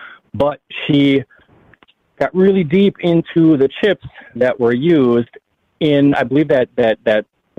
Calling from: Wisconsin, United States; calling from Wisconsin.

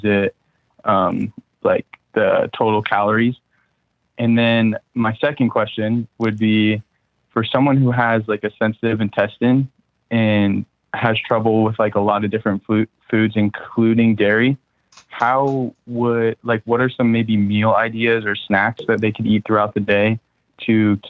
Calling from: San Diego, California, United States; I'm calling from San Diego.

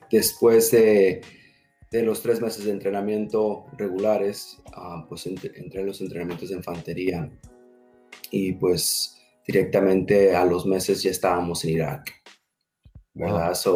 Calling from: San Diego, California, United States; En San Diego, California.

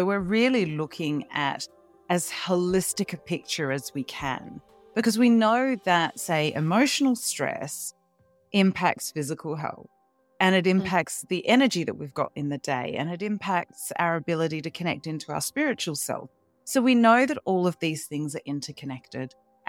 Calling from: Melbourne, Victoria, Australia; I'm down in Melbourne, Australia.

